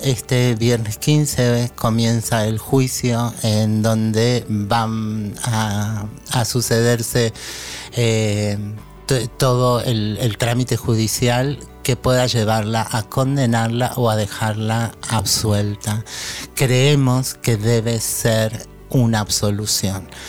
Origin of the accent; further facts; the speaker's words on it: Argentina; como argentina